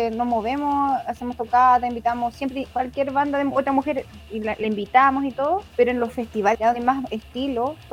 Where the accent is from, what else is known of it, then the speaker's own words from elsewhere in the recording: south of Temuco, Araucanía, Chile; now in Santiago, Chile; nosotras somos del sur de Chile, no somos de la capital. O sea, ahora vivimos allá, pero somos oriundas del sur de Temuco.